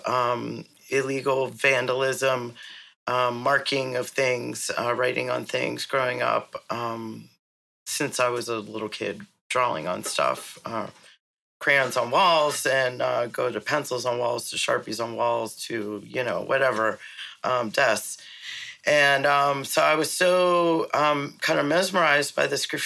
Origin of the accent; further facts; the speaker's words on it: Pittsburgh, Pennsylvania, United States; moved away as an adult; also born or lived in San Francisco; I grew up in Pittsburgh, Pennsylvania, in very white suburbs